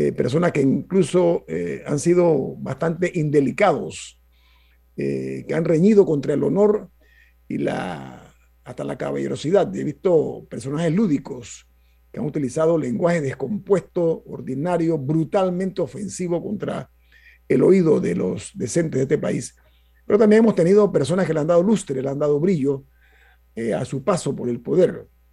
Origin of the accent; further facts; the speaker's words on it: Panama; yo soy de Panamá